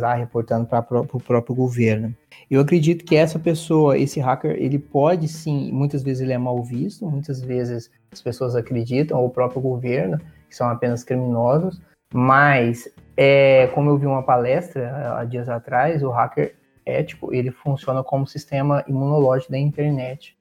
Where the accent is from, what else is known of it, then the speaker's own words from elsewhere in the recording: Uberlândia, Minas Gerais, Brazil; moved away as an adult; also born or lived in Portugal; como eu tinha lá na minha cidade, de Uberlândia